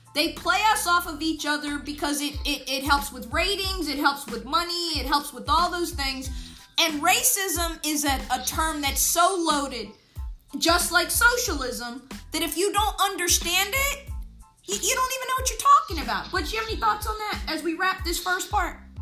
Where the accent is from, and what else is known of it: United States